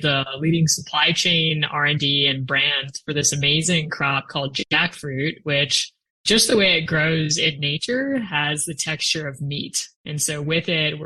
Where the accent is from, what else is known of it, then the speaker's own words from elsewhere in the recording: Rochester, Minnesota, United States; I grew up in Rochester, Minnesota, which is the hometown of the Mayo Clinic